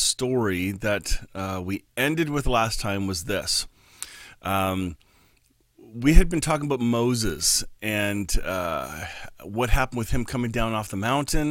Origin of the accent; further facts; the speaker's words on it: Canada; We're Canadian